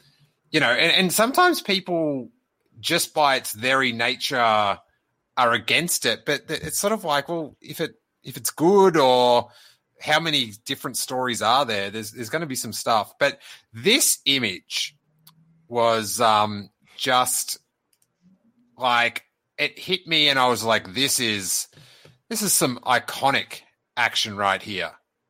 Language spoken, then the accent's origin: English; Australia; I'm an Aussie. I can read Australian.